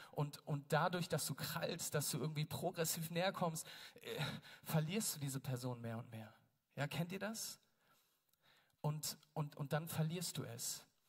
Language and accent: German; Berlin, Germany; wir Berliner